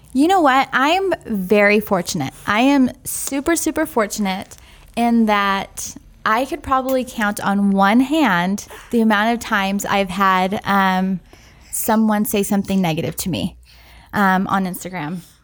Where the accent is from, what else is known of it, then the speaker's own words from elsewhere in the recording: San Francisco, California, United States; I grew up in San Francisco, downtown San Francisco